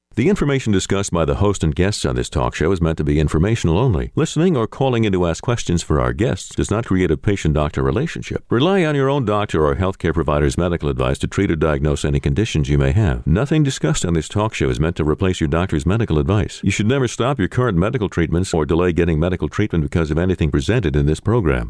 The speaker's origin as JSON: {"language": "English", "country": "Dominican Republic", "tie": "born or raised there", "also_born_or_lived": "New York / Amory, Mississippi", "moved": "as an adult", "lives_now": "United States", "said": "I was born in Dominican Republic, um, and that's where I went for medical school"}